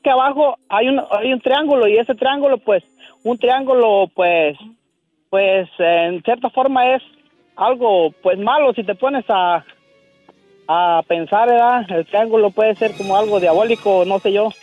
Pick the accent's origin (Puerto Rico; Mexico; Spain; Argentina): Mexico; Michoacán; moved away; en Michoacán, donde yo nací